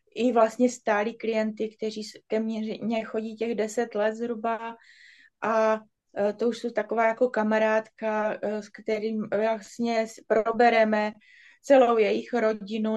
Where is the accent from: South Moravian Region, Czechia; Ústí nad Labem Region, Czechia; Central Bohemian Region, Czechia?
South Moravian Region, Czechia; Brno; jsem z Brna a jsem tantrická masérka